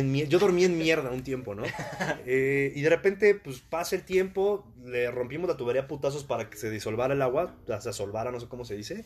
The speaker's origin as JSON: {"language": "Spanish", "country": "Mexico", "said": "unos pinches mexicanos desmadrosos"}